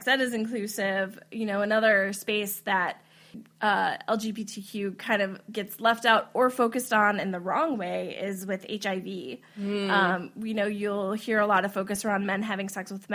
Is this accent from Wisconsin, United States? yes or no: yes; Wisconsin, United States; moved away; I grew up in Wisconsin